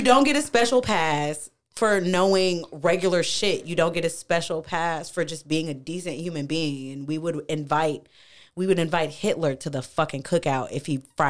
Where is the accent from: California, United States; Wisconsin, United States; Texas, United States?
Wisconsin, United States; Milwaukee; also born or lived in Mobile, Alabama; I was originally born somewhere else. I was raised in between Milwaukee, Wisconsin and Mobile, Alabama.